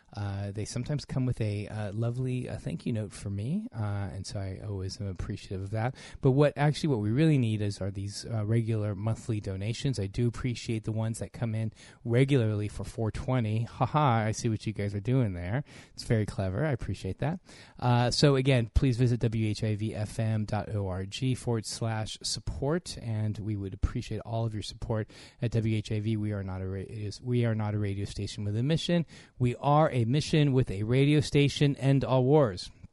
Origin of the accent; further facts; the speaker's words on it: United States; I'm from the U S, so I'm not from Morocco